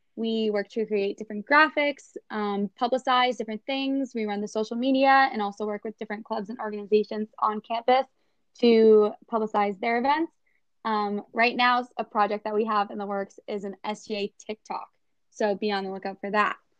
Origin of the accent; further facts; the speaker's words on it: North Reading, Massachusetts, United States; I'm from North Reading, Massachusetts, which is pretty close to Boston